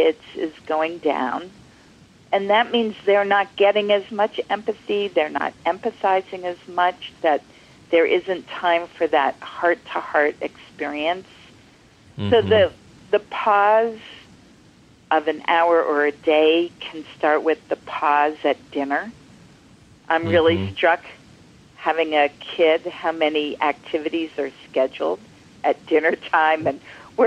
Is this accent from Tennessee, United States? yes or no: no; Lexington, Massachusetts, United States; my hometown, Lexington, Massachusetts